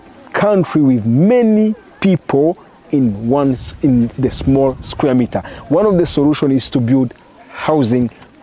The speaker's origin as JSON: {"language": "English", "region": "Kigali", "country": "Rwanda", "said": "I'm from Rwanda, Kigali."}